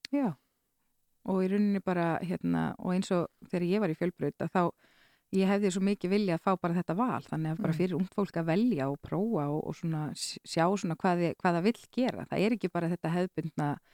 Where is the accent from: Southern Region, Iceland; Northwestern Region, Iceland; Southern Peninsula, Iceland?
Northwestern Region, Iceland; Skagafjörður; ólst upp í Skagafyrði